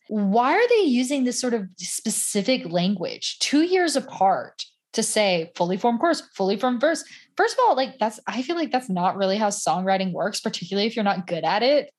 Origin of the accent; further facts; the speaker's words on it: Southern United States, United States; accent: Southern; when I get around more Southern people, my Southern accent comes out a lot more.